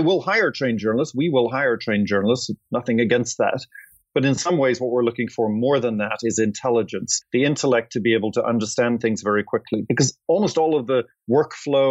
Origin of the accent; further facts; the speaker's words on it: Ireland; moved away as an adult; also born or lived in London / Atlanta; I'm Irish.